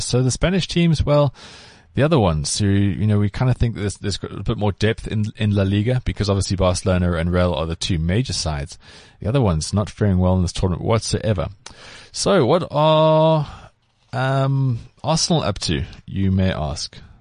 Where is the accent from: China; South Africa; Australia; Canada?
South Africa; growing up in South Africa